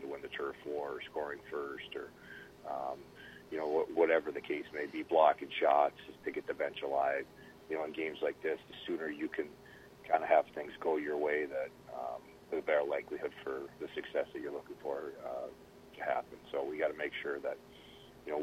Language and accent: English; Grand Forks, North Dakota, United States; moved away; growing up in Grand Forks and playing for the biggest rival, Minnesota.